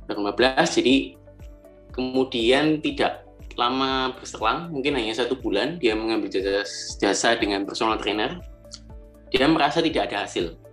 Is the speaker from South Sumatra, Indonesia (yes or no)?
no; Malang, East Java, Indonesia; Uh, saya asal Malang dan sekarang juga tinggal di Malang.